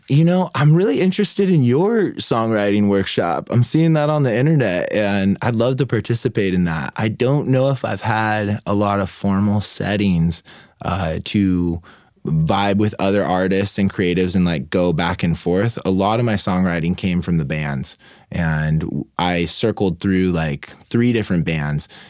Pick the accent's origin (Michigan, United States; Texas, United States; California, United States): California, United States; Oceanside; also born or lived in Mammoth Mountain; born and raised in Oceanside.